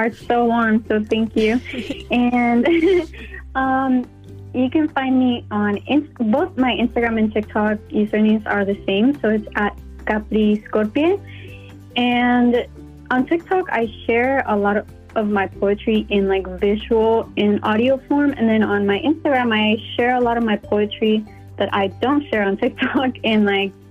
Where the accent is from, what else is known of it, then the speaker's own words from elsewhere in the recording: Tijuana, Baja California, Mexico; moved away as an adult; also born or lived in San Diego / San Francisco; So I was born in San Diego, and then right after I was born, I came back to Tijuana, and that's where I lived my whole life for 18 years until I moved to San Francisco for college.